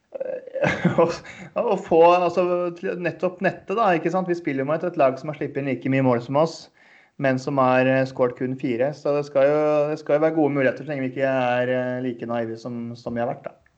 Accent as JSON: {"language": "Norwegian", "region": "Eastern Norway", "country": "Norway", "said": "Nå er jeg østlending"}